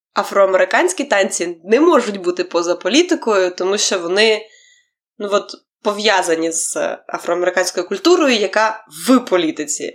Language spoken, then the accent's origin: Ukrainian; Ukraine; я з України